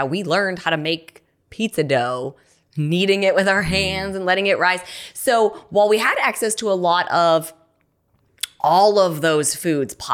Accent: Cleveland, Ohio, United States; Cleveland, yes.

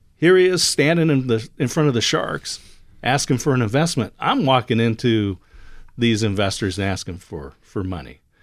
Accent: Oregon, United States; I'm from Oregon

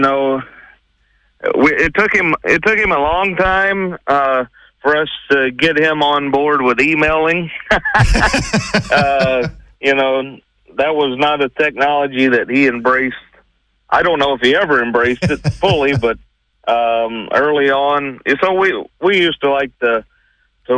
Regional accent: South Carolina, United States; moved away as an adult; now in Terre Haute, United States; I grew up and spent 20-some-odd years of my life in the great state of South Carolina.

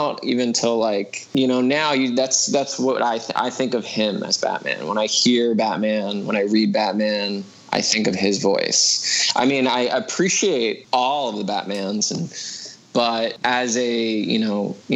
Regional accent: New York, United States; New York. I'm a New Yorker

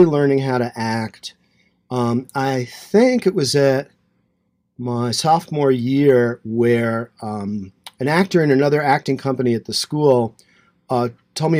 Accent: Rockland County, New York, United States; also born or lived in Queens, New York; we moved from Queens to a suburb, Rockland County, New York.

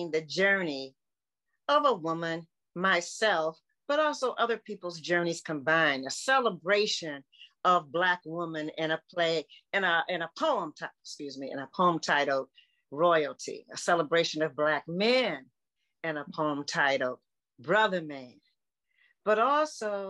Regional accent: Detroit, Michigan, United States; what I love the most about growing up in Detroit is that it was all family oriented

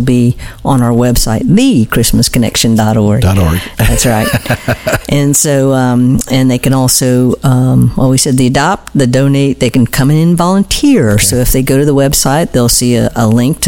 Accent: Daytona Beach, Florida, United States; I'm a native Daytonian

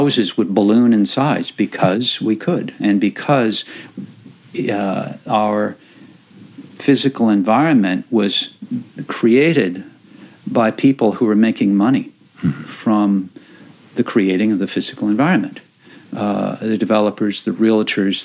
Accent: Minnesota, United States; now in Langley, United States; the place where I grew up in Minnesota, a little small town about the same distance out from the center, where my family had lived for 100 years

